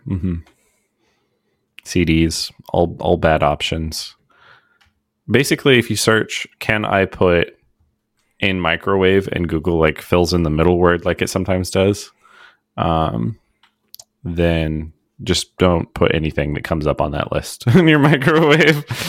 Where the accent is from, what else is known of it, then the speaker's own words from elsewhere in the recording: United States; as an American